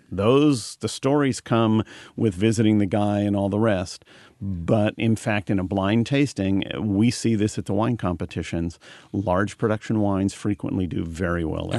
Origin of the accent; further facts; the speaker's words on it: Marysville, California, United States; I was born in Marysville